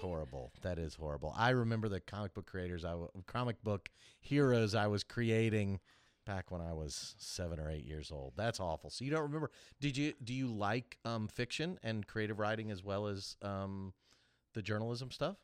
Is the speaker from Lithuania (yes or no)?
no; Kansas City, United States; now in Augusta, United States; I grew up in Kansas City